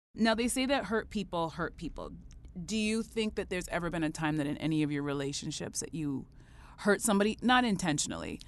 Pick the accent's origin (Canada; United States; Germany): Canada; I'm so proud as a Canadian